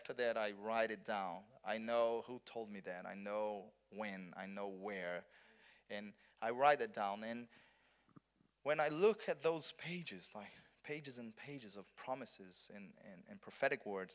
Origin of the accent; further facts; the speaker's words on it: South Region, Brazil; English is a second language; moved away as an adult; also born or lived in Rio de Janeiro, Brazil; I'm from Brazil, but I'm from south of Brazil